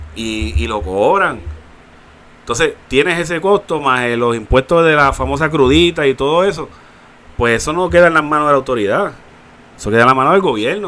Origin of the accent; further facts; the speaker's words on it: Puerto Rico; como somos de Carolina y de Bayamón